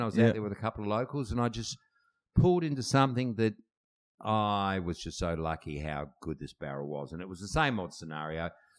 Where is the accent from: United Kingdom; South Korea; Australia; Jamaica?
Australia; Adelaide, South Australia; growing up in Adelaide, no one I know in Adelaide that I grew up with has surfed for 25, 30 years.